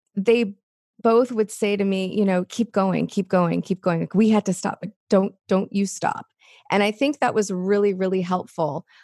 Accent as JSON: {"language": "English", "town": "Los Angeles", "region": "California", "country": "United States", "tie": "born or raised there", "said": "I grew up in Los Angeles"}